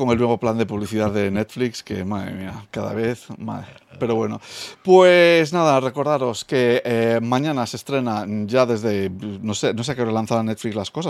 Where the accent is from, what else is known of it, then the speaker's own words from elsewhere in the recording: United Kingdom; Spanish is a second language; Soy británico y me, me equivoco